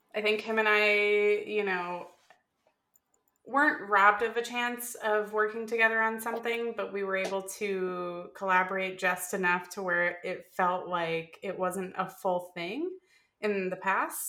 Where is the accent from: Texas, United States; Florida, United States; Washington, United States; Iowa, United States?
Florida, United States; I grew up in Florida